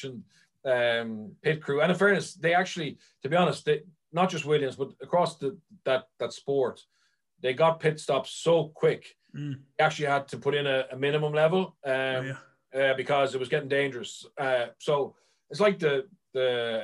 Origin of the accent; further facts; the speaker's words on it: Ireland; as Irish people